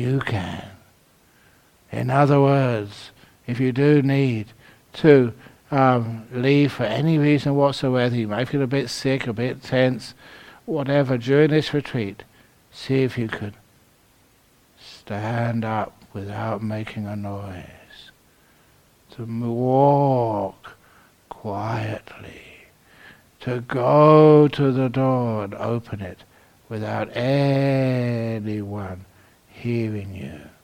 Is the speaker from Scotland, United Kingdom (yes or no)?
no; London, United Kingdom; I was born in London. Ethical. Actually, I was brought up in the bush. Shepherd's bush.